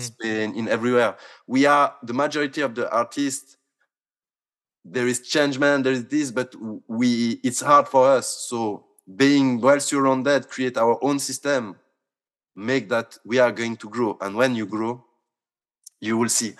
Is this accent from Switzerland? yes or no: yes; Switzerland; I come from Switzerland